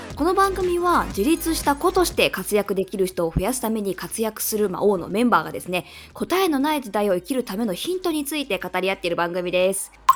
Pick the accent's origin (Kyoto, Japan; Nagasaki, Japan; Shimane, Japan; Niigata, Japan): Kyoto, Japan; 生まれも育ちもうち代々京都なんですけど